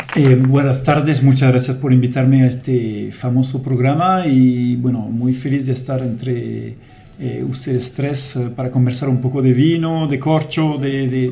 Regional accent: France; Spanish is a second language; moved away as an adult; also born or lived in Saudi Arabia / South Africa / Ivory Coast; now in Chile; soy francés y llegué a Chile por primera vez en el 98

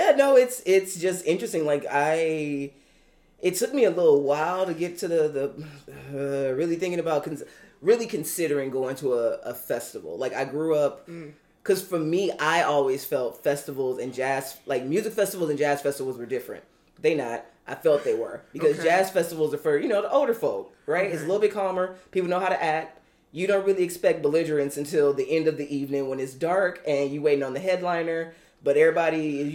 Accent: California, United States

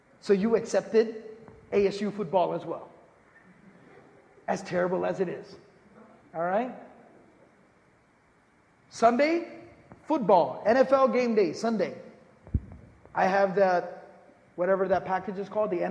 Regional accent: Dallas, Texas, United States; moved away; I was born and raised in Dallas, Texas

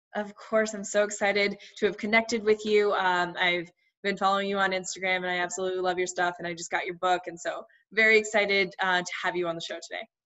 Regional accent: United States; I grew up also in the States, but um, with um, Indian parents

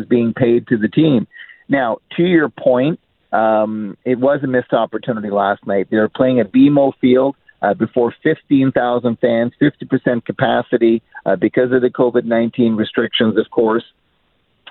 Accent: Montreal, Quebec, Canada; I grew up in Montreal

